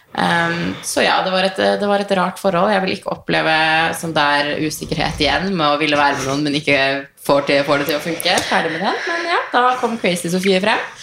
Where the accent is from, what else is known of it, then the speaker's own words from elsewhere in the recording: Tønsberg, Vestfold, Norway; moved away; also born or lived in Tromsø; hjemme i Tønsberg